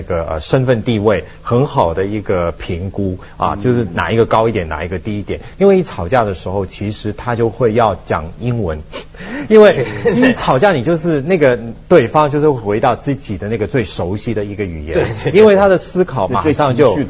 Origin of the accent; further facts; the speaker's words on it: Taiwan; accent: Taiwanese Mandarin; 可能我的普通话就是很不标准，因为大家都说你这是台湾国语，那台湾国语这个就是个标签